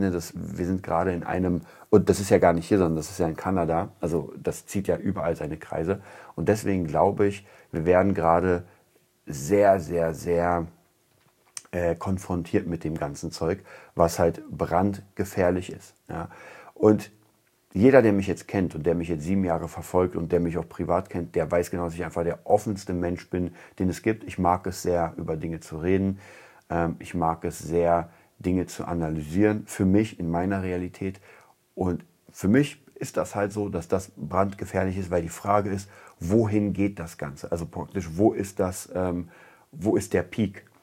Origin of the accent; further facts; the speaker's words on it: Berlin, Germany; Also ich komme aus Kreuzberg, ich weiß das.